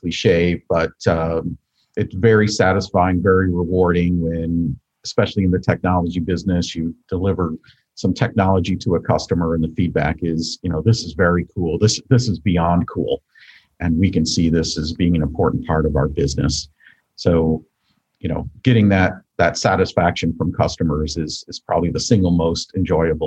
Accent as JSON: {"language": "English", "town": "Buffalo", "region": "New York", "country": "United States", "tie": "born or raised there", "said": "I grew up outside of Buffalo, New York"}